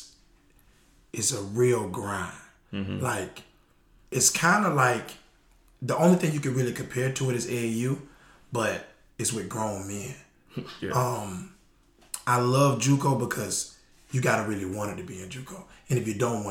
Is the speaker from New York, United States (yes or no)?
no; Florida, United States; I'm from Florida